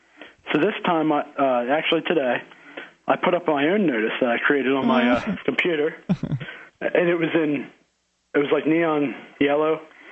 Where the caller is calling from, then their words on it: Harrisburg, Pennsylvania, United States; Actually, Harrisburg, the very capital.